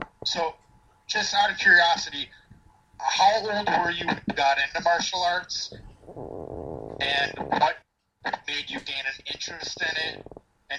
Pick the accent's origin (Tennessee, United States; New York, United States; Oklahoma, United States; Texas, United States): New York, United States; I'm from New York